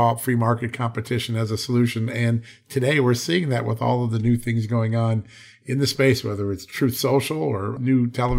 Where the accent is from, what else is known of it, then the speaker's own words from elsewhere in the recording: Connecticut, United States; moved away; That's my old hope, state Connecticut